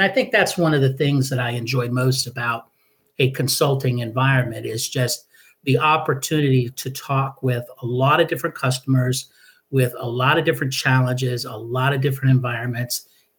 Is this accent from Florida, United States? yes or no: no; Hawaii, United States; And I grew up in Hawaii. I was a military brat and spent the bulk of my time in Hawaii.